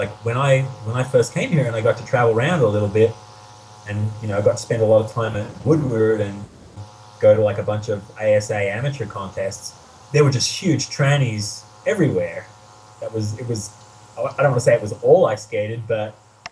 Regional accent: Brisbane, Queensland, Australia; moved away as an adult; also born or lived in Sydney; I grew up in Brisbane, in Queensland.

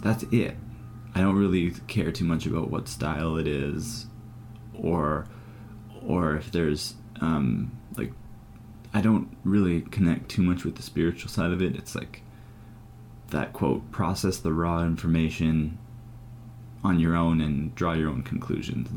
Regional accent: Ireland; I'm Irish.

